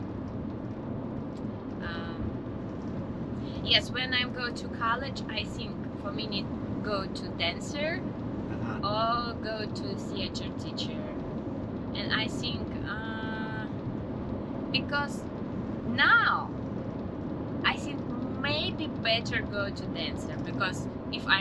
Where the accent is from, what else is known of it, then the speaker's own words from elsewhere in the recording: Russia; English is a second language; moved away as an adult; now in Florida, United States; I'm from Russia.